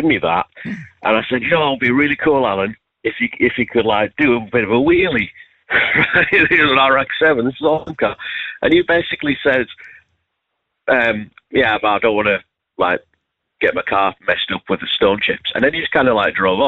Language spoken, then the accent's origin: English; the Northeast, North East England, United Kingdom; moved away as an adult; now in West Yorkshire, United Kingdom; I'm originally from the Northeast, but I moved away a long time ago for university